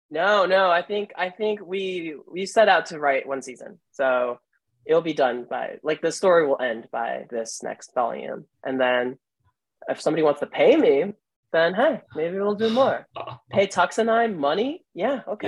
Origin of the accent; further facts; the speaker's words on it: New Jersey, United States; now in Chicago, United States; I'm from Jersey.